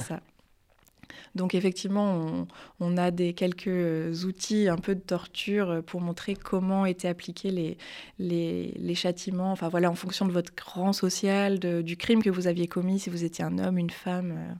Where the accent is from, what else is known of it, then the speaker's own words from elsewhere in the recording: Le Mans, Pays de la Loire, France; moved away as an adult; also born or lived in Tours / Paris; j'ai commencé mes études loin de Paris, plutôt en, province, donc en Sarthe. Euh, je suis née au Mans